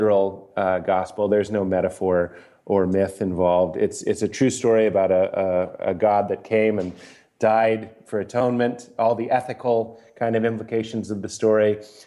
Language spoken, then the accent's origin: English; Lexington, Massachusetts, United States; born or raised there